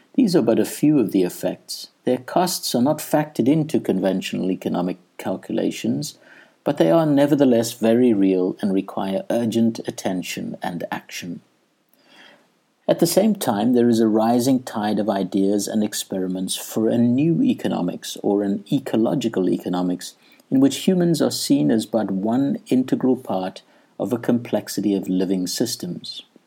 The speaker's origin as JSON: {"language": "English", "country": "South Africa", "also_born_or_lived": "Edinburgh, Scotland", "moved": "as an adult", "said": "I had left South Africa for Edinburgh, Scotland"}